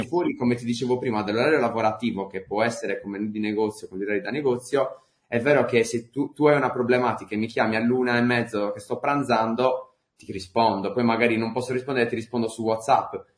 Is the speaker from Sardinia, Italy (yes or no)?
yes; Sardinia, Italy; accent: Sardinian; sono sardo